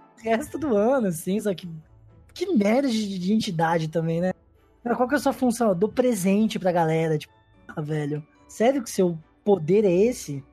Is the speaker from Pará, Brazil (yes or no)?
no; Ribeirão Preto, São Paulo, Brazil; Sou de Ribeirão Preto